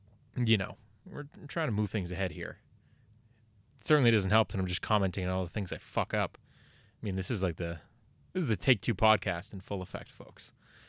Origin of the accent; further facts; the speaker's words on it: Canada; Now, you may be under the impression that as a Canadian, I know all about hockey.